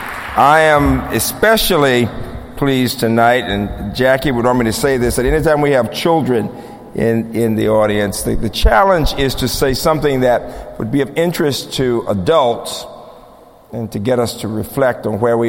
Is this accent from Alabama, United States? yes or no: yes; Birmingham, Alabama, United States; moved away; my own childhood growing up in Birmingham